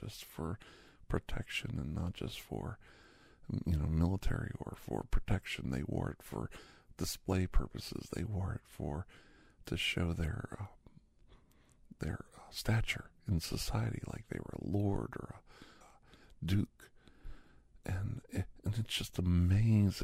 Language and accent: English; United States; when you go to England as an American